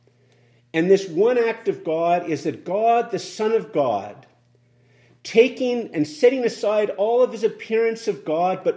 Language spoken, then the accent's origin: English; Canada; as a Canadian